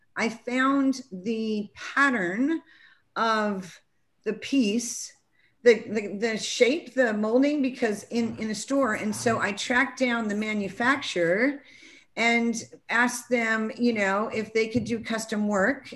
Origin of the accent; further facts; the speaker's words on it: California, United States; now in South Carolina, United States; I'm coming from California. It's more progressive than where I happen to live right now in South Carolina